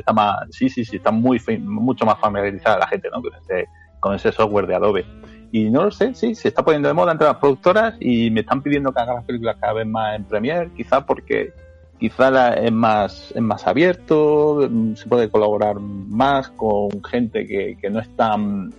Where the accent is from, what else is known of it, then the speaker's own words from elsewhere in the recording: Granada, Andalusia, Spain; yo, en realidad soy un granadino malafollado ¿sabes? Como decimos por aquí